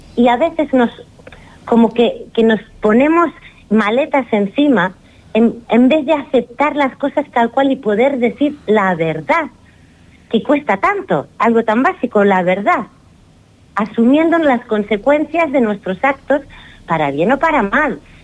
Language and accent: Spanish; Girona, Catalonia, Spain; also born or lived in Barcelona; now in Fuerteventura, Spain; no nací en Girona porque casi me moría y nací en Barcelona, pero soy de Girona